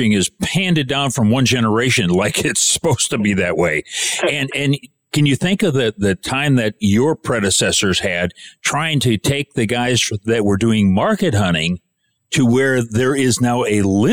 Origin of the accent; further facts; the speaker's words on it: Michigan, United States; I was born and raised in Michigan